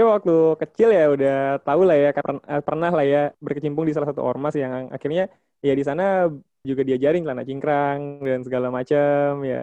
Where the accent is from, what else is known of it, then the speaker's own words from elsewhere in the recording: Jakarta, Indonesia; Oh dari Malang, oh, … dari Jakarta.